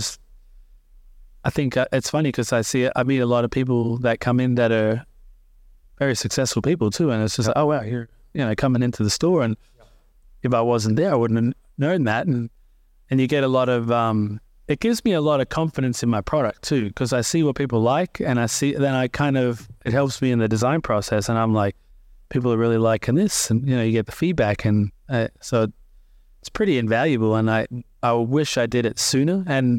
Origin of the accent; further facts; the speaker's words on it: Australia; some come in there, they don't even know that I'm Australian